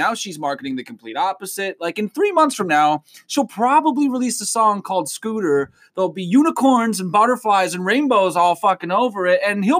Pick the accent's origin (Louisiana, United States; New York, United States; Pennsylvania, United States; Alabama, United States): Pennsylvania, United States; York; we're from York, Pennsylvania area.